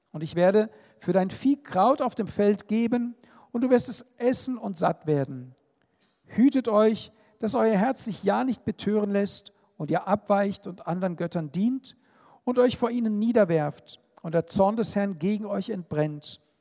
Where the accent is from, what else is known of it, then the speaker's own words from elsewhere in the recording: Israel; Und natürlich komme ich aus Israel und bin natürlich auch geprägt von den Eindrücken